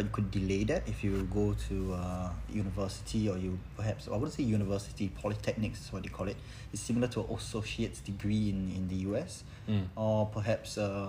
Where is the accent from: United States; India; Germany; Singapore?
Singapore; I'm very thankful for being a Singaporean because of the its benefits that I get.